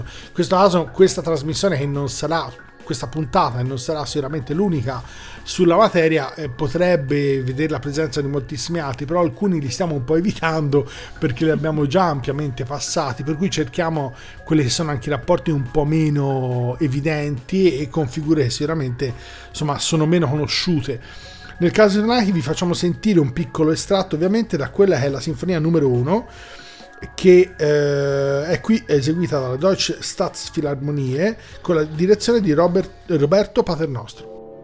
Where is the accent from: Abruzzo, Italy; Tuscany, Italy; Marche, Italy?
Tuscany, Italy; Florence; essendo fiorentini e avendo qui vicino praticamente il Museo della Scienza